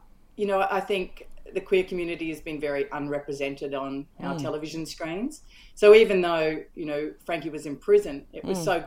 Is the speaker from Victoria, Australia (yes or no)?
yes; Melbourne, Victoria, Australia; in Melbourne, which is my hometown